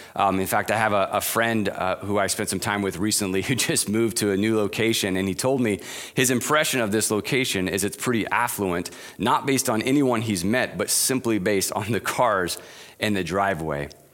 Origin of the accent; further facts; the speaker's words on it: Arizona, United States; moved away; growing up in Arizona